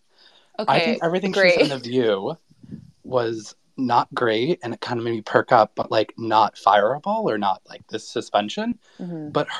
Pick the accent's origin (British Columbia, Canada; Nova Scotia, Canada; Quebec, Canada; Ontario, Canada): Ontario, Canada; Toronto; I'm from Toronto.